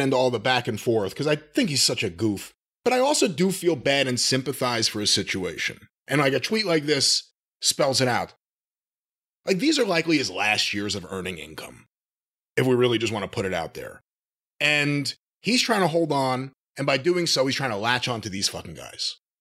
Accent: New York, United States; I grew up in New York

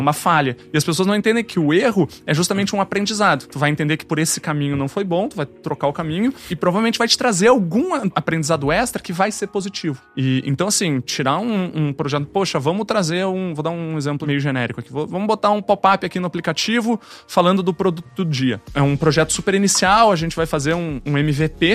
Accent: Rio Grande do Sul, Brazil; moved away as an adult; also born or lived in Curitiba; Sou gaúcho, comecei lá no sul

